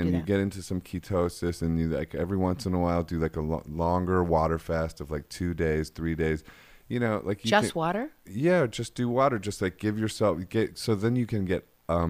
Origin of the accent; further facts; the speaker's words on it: Akron, Ohio, United States; I know, but we're from Akron, Ohio.